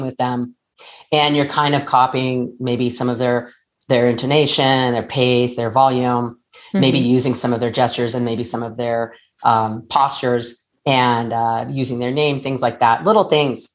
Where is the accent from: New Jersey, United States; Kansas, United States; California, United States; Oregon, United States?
California, United States; Southern; I'm from Southern California